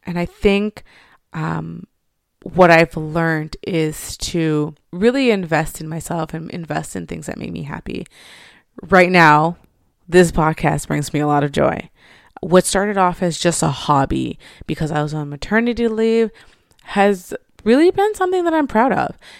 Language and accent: English; Montreal, Quebec, Canada; I grew up in Montreal.